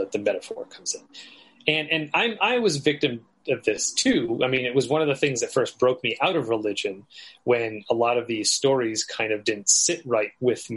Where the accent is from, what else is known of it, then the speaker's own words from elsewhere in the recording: United States; as an American